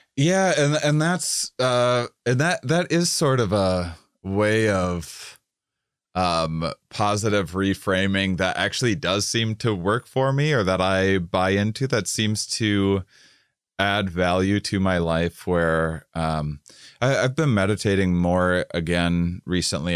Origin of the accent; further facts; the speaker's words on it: suburban Wisconsin, United States; I grew up in the Midwest, uh, uh, uh, uh, suburban in Wisconsin